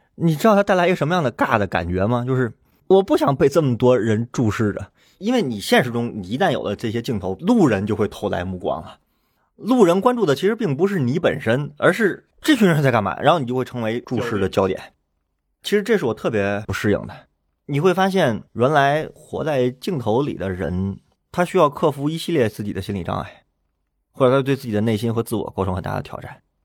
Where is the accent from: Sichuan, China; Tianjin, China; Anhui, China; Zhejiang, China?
Tianjin, China; moved away; 如果问我说天津哪儿好玩，你知道我回答这个问题我会想半天。我不是说我的家乡没有好玩的地方